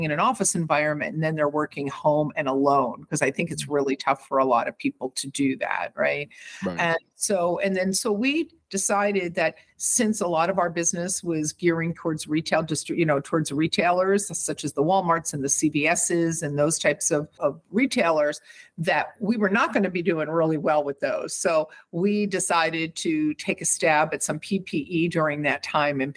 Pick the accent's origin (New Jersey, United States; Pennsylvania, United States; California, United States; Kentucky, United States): Pennsylvania, United States; Havertown; also born or lived in Philadelphia; I grew up in a town called Havertown